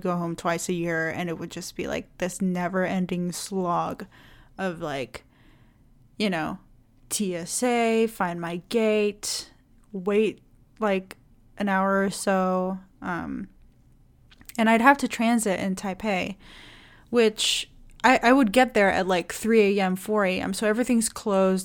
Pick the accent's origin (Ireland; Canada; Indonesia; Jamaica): Indonesia; moved away; I'm from Indonesia